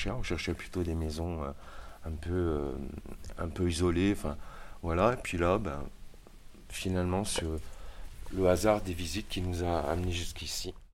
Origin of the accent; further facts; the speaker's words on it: Saint-Étienne, Auvergne-Rhône-Alpes, France; also born or lived in Savoie / Marseille / Avignon; Je suis originaire de Saint-Étienne à la base, qui est le nord du Massif central.